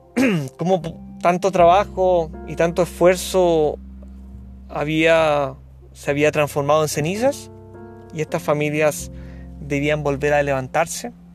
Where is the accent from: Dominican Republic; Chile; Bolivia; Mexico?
Chile; periodista de Chile con años de experiencia en sostenibilidad y comunicación social